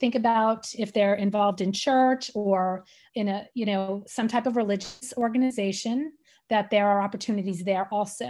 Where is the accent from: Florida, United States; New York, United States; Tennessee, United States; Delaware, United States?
New York, United States; we grew up together in New York